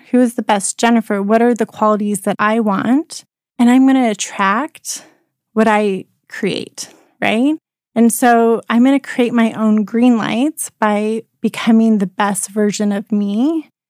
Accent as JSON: {"language": "English", "region": "Colorado", "country": "United States", "tie": "born or raised there", "also_born_or_lived": "Rexburg, Idaho", "moved": "as an adult", "said": "I grew up in Colorado"}